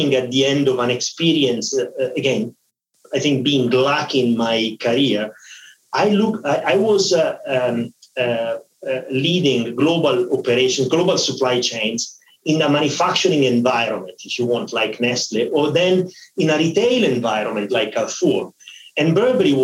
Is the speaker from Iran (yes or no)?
no; Milan, Lombardy, Italy; moved away as an adult; also born or lived in Eritrea / Paris; I moved back to Milano, and I spent most of my life in Milano